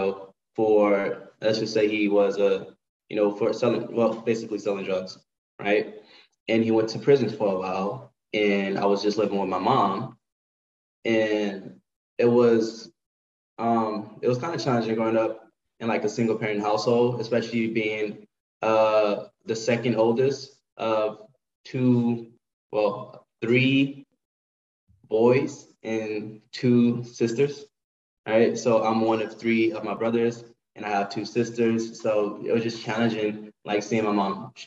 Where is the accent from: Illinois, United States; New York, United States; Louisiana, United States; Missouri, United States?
Louisiana, United States; New Orleans; also born or lived in Texas; now in Los Angeles, United States; I am originally from New Orleans